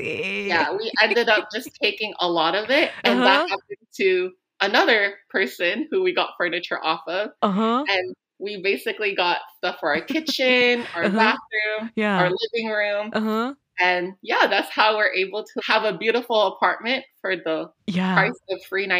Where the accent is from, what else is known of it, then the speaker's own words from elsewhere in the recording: San Diego, California, United States; moved away as an adult; also born or lived in Philippines; now in New York, United States; No, I actually moved to California in uh-huh. San Diego yeah. When I was very young. Uh-huh. And then I moved to New York for graduate school with my roommate.